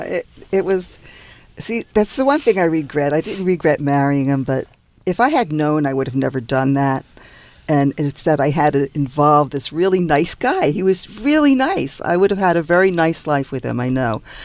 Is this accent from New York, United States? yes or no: yes; New York, United States; also born or lived in New Jersey; now in Los Angeles, United States; I'm from New York